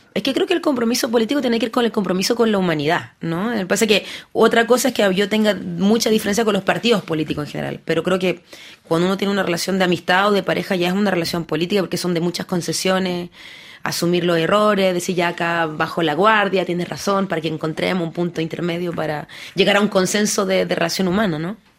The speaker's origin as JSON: {"language": "Spanish", "town": "Paris", "region": "Île-de-France", "country": "France", "tie": "born or raised there", "also_born_or_lived": "Lille, France", "said": "yo nací en Lille, después me vine a París, muy joven."}